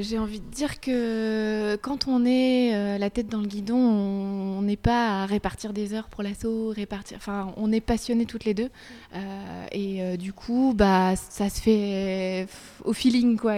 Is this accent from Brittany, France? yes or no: yes; Brittany, France; je suis bretonne et je suis fière de ma région